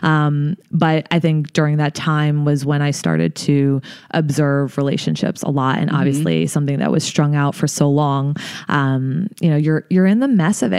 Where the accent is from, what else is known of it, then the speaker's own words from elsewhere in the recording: New Jersey, United States; I'm from New Jersey originally. Grew up there